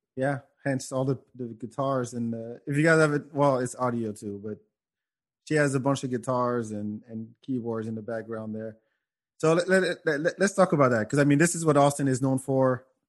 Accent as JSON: {"language": "English", "country": "Senegal", "moved": "yes", "said": "I'm from Africa and in in in Senegal"}